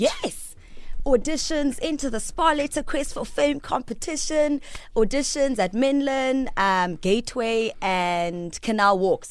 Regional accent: Peddie, Eastern Cape, South Africa; I was born in Pedi. Pedi is in the Eastern Cape. It's between Grahamstown and King Williamstown

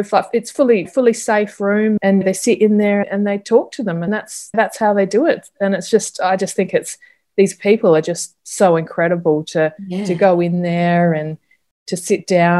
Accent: South Australia, Australia; I'm from South Australia

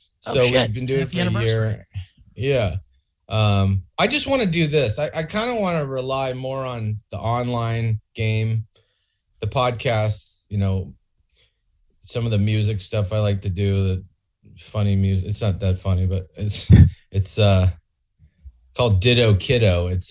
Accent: California, United States; Bay Area, East Bay.

